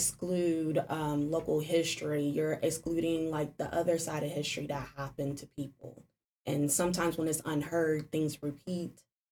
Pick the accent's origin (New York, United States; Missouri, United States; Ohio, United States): Ohio, United States; Cincinnati; Well, I was born and raised in Cincinnati